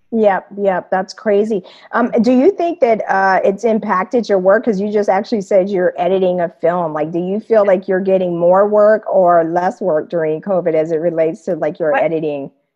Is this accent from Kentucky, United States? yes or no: no; Wichita, Kansas, United States; moved away as an adult; also born or lived in East Coast / Japan / San Francisco; now in Germany; I'm originally from Wichita, Kansas